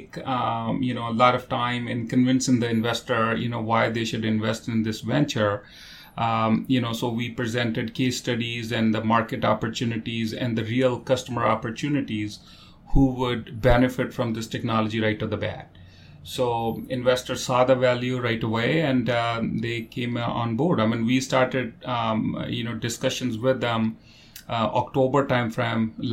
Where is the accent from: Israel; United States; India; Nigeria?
India; moved away as an adult; also born or lived in Saskatchewan, Canada; now in Toronto, Canada; I was born in India, but I moved to Canada for my graduate studies in University of Saskatchewan